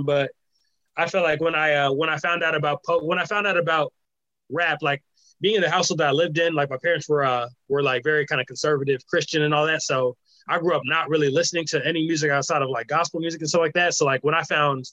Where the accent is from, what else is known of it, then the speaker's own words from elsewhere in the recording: Rock Island, Illinois, United States; I've been here for the most majority of my life. You know, like I pretty much just say 30 years now